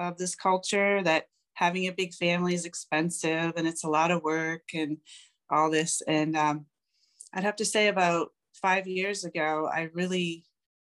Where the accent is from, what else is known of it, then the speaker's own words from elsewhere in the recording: Cleveland, Ohio, United States; I am from Cleveland, Ohio